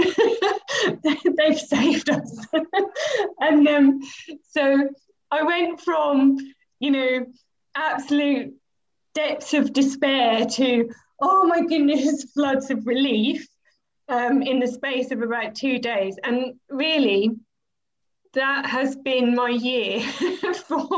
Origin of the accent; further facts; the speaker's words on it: Norwich, East of England, United Kingdom; also born or lived in Peterborough; I was born in Norwich, but my parents moved to Peterborough when I was about 8 months old and we were there until I was 10 and then we moved back to Norwich.